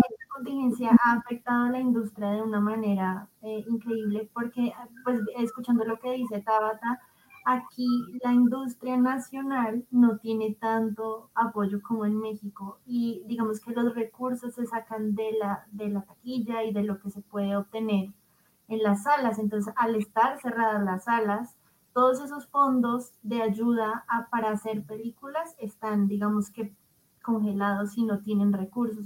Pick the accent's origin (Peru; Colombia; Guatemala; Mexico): Colombia; Bogotá; nuestra ciudad